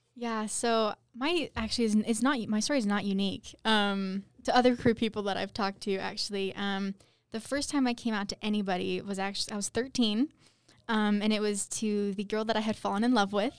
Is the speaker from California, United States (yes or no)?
no; Utah, United States; I'm from Utah